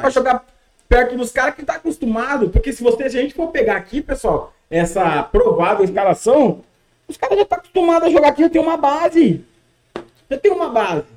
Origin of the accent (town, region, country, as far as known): Brazil